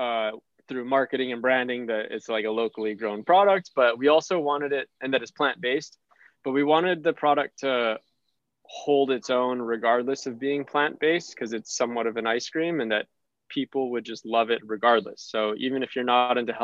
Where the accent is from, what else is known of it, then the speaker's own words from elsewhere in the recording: Hawaii, United States; we're from Hawaii